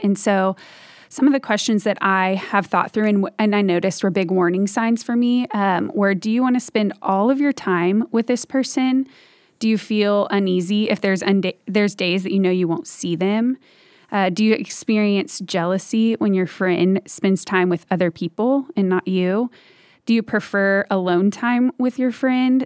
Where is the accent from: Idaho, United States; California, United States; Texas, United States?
Texas, United States; Dallas; I am from the Dallas area and grew up here